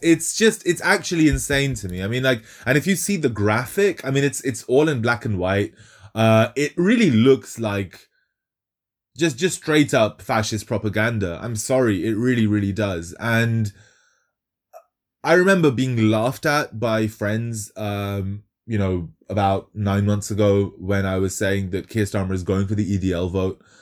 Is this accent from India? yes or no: yes; Kolkata, West Bengal, India; moved away; I'm, I'm Bengali. I was born in Calcutta